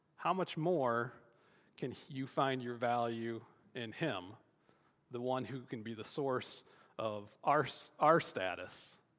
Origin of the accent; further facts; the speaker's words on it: Michigan, United States; growing up in Michigan